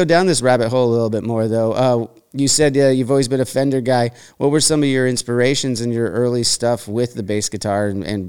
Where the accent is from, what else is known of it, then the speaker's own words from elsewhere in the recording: Santa Barbara, California, United States; So growing up in Santa Barbara, I love that you mentioned the style of bass that we grew up on